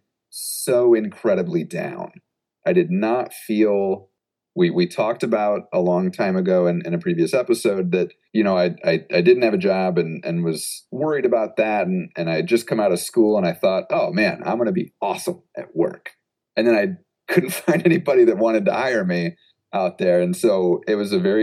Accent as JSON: {"language": "English", "region": "Midwest", "country": "United States", "also_born_or_lived": "Oregon", "moved": "as an adult", "said": "I'm from the Midwest"}